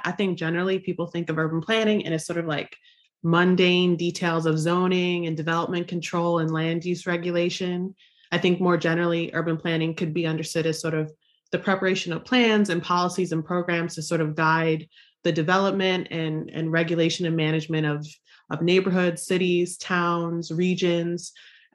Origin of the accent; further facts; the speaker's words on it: Buffalo, New York, United States; I grew up in Buffalo, New York, one of the most racially segregated cities in the United States.